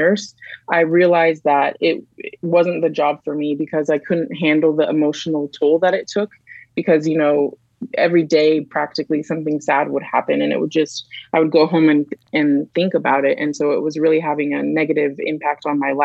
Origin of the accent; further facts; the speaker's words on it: Canyonville, Oregon, United States; I wouldn't say it was the best education growing up in Douglas County for me.